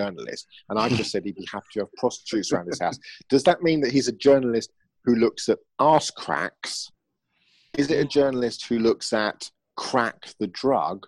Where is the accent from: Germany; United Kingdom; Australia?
United Kingdom; England; accent: English; You might not be able to understand my accent. It's called English.